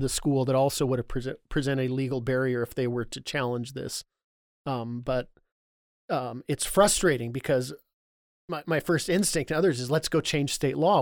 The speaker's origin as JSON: {"language": "English", "town": "Burien", "region": "Washington", "country": "United States", "tie": "born or raised there", "said": "I grew up down in Burien"}